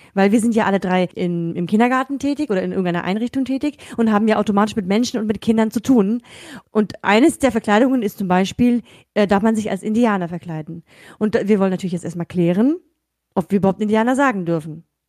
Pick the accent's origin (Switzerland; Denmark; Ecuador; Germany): Germany; also born or lived in Kazakhstan; bin in Kasachstan geboren und in Deutschland aufgewachsen